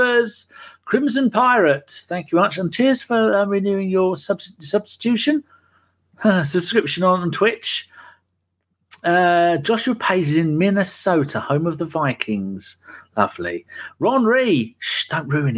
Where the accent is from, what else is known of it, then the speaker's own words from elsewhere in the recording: England, United Kingdom; I'm English.